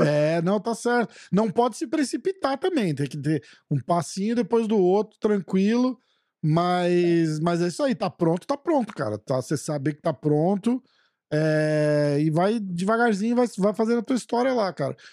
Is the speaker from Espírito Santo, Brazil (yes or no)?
no; São Paulo, Brazil; moved away; eu sou de São Paulo, vou de São Paulo, sou de São Paulo